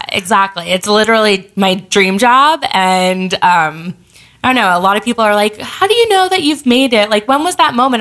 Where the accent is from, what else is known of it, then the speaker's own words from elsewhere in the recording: Los Angeles, California, United States; moved away as an adult; also born or lived in New York; I grew up